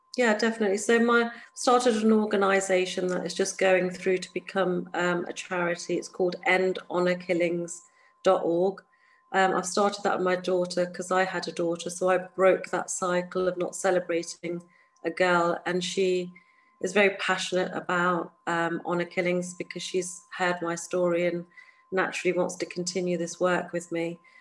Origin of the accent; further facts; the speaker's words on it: England, United Kingdom; I'm born and raised in the United Kingdom, an hour away from London or two